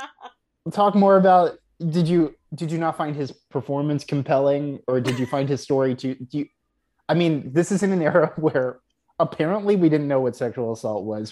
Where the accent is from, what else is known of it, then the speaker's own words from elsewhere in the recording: Houston, Texas, United States; I am from Texas